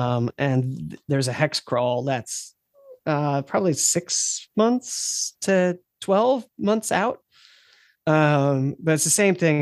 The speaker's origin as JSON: {"language": "English", "country": "United States", "said": "being an American"}